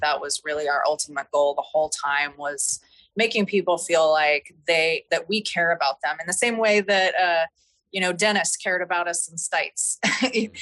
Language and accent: English; Nevada and Southern Idaho, United States; I grew up in Nevada and in Southern Idaho